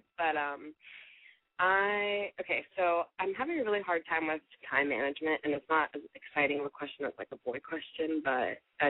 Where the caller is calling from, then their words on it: Florida, United States; I just turned 22, and I'm calling from Florida.